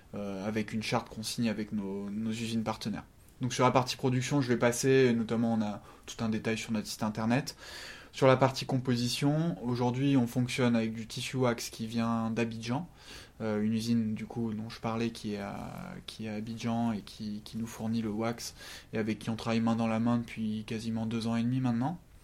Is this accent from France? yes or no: yes; France; on est français